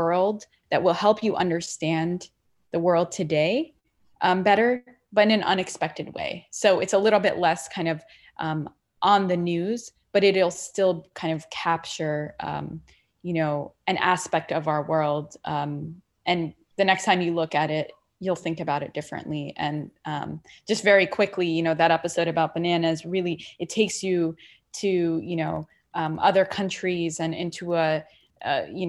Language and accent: English; Saudi Arabia; also born or lived in Palestine; now in United States; I'm Palestinian originally, and I was born in Saudi Arabia. And so we both immigrated to this country